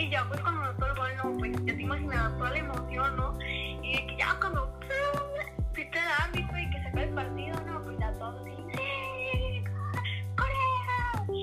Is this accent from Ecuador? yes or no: no; Mexico; mi México querido